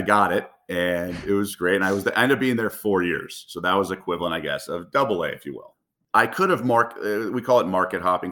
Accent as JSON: {"language": "English", "town": "Los Angeles", "region": "California", "country": "United States", "tie": "born or raised there", "moved": "yes", "said": "I grew up in the Los Feliz neighborhood"}